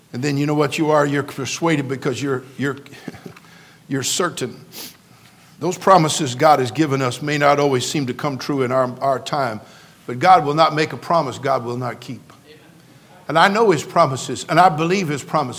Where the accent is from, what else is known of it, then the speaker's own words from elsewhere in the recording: California, United States; I'm a native Californian, born and raised in California. I love my state